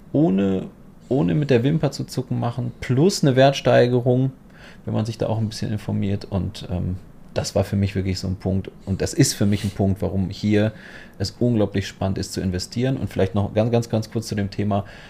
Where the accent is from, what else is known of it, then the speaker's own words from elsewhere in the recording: Poland; also born or lived in Germany; now in Dubai, United Arab Emirates; ich komme auch aus Polen und ich kam nach Deutschland